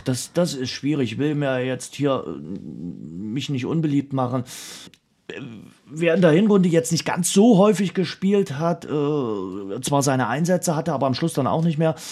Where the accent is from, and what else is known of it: Dresden, Saxony, Germany